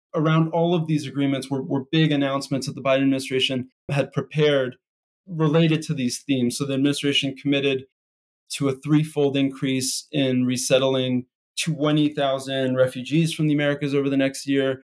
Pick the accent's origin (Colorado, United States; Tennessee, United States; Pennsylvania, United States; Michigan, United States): Pennsylvania, United States; Philadelphia; moved away; I grew up in Philadelphia, right outside of West Philadelphia